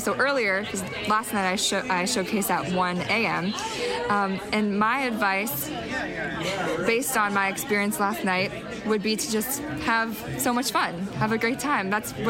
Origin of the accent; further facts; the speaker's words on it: Cincinnati, Ohio, United States; now in Worcester, United States; I'm originally from Cincinnati, Ohio, but I'm based in Worcester, Massachusetts right now.